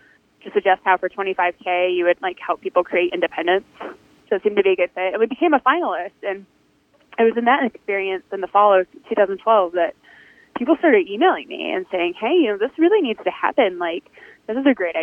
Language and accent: English; Detroit, Michigan, United States; now in Houston, United States; I'm from Detroit